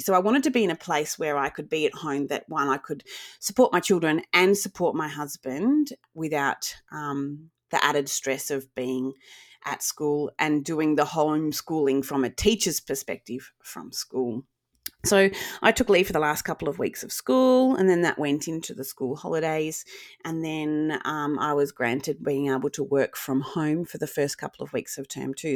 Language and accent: English; Wagga Wagga, New South Wales, Australia; also born or lived in Sydney; I grew up in Wagga. I was really lucky to grow up in Wagga